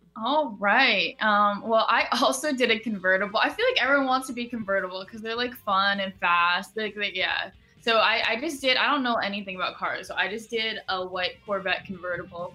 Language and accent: English; Seattle, Washington, United States; moved away as an adult; now in New York, United States; I grew up here in Seattle.